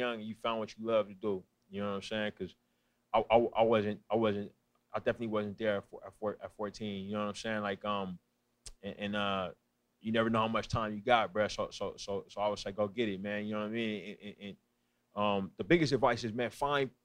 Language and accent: English; East Bay, San Francisco Bay Area, California, United States; moved away as an adult; now in Los Angeles, United States; I'm from the East Bay